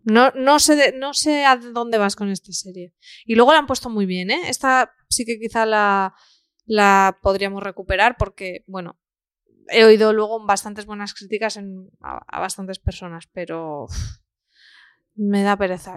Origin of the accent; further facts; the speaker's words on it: Spain; yo siendo pequeña lo recuerdo, pues imagínate, y eso era aquí en España